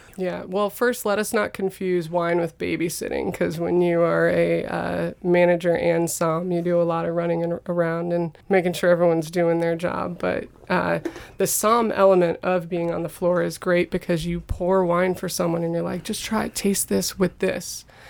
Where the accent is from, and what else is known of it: United States